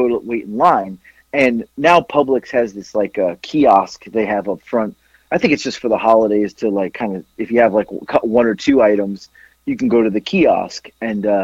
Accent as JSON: {"language": "English", "region": "Florida", "country": "United States", "moved": "yes", "said": "I'm from Florida"}